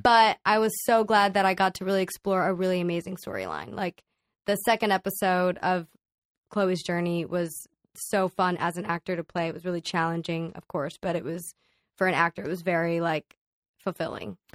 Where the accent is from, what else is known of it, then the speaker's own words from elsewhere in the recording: Dallas, Texas, United States; now in Los Angeles, United States; I grew up in Dallas, Texas